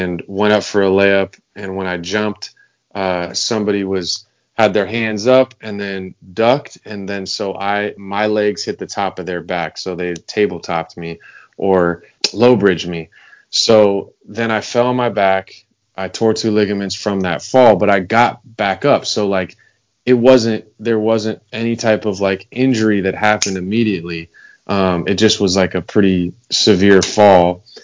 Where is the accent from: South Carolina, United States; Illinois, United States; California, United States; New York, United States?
California, United States; Los Angeles; I grew up in Los Angeles, California. Been here my whole life.